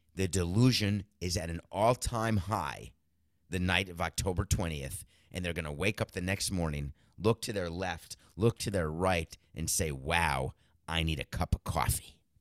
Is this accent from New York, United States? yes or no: yes; New York, United States; also born or lived in Milwaukee, Wisconsin; I was born in Milwaukee and I moved out of Milwaukee, uh, forcefully, but no problem. grew up in New York